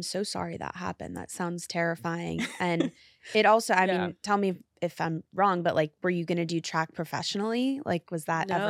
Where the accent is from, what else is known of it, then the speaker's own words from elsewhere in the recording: New York City, New York, United States; I'm a New Yorker, yes, so like, how could, yes, I not?